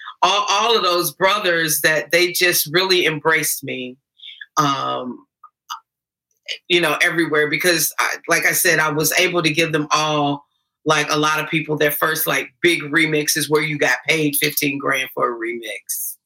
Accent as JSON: {"language": "English", "town": "Gary", "region": "Indiana", "country": "United States", "tie": "born or raised there", "moved": "yes", "said": "I love my hometown, Gary, Indiana. I go back and do things more now than I was able to do."}